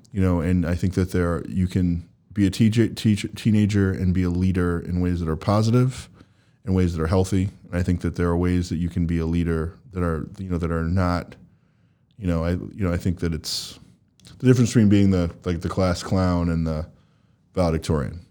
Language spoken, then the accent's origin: English; New Jersey, United States; now in Boston, United States; I'm from New Jersey